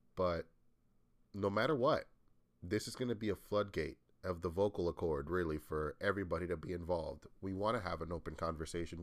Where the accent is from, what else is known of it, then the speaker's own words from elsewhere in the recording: New England, United States; I come from the U S, again, I'm from New England, from the Northeast